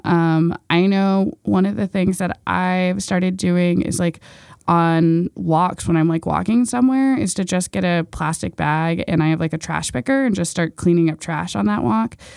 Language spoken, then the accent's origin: English; Baltimore, Maryland, United States